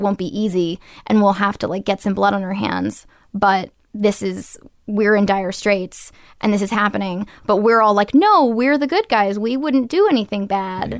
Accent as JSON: {"language": "English", "town": "Portland", "region": "Maine", "country": "United States", "tie": "born or raised there", "moved": "yes", "lives_now": "California, United States", "said": "I grew up in Maine, and I wanted to be an actress"}